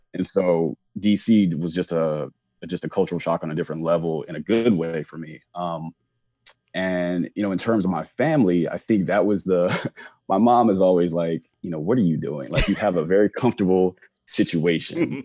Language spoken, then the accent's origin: English; Charlotte, North Carolina, United States; moved away as an adult; also born or lived in Chapel Hill, North Carolina / Washington, D.C.; originally from Charlotte, North Carolina, so born and raised in the South.